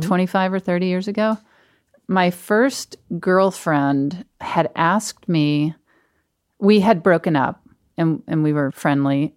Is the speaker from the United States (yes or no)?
yes; Mississippi, United States; moved away; my hometown in Mississippi is an hour away